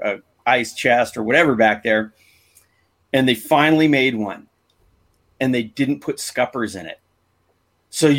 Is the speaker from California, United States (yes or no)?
yes; San Diego, California, United States; I grew up here in San Diego surfing